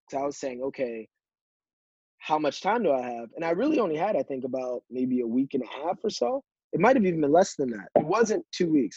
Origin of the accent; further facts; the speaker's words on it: Yonkers, New York, United States; moved away as an adult; also born or lived in Philadelphia, Pennsylvania; now in Boston, United States; being from Yonkers, not growing up uh, with with money